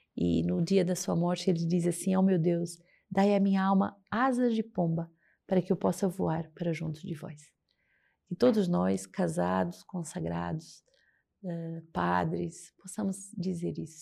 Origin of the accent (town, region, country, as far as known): Portugal; moved away as an adult; now in Rio de Janeiro, Brazil